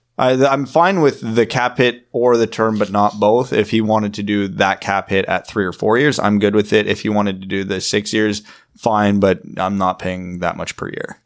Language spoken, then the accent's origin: English; Ontario, Canada; I'm from Ontario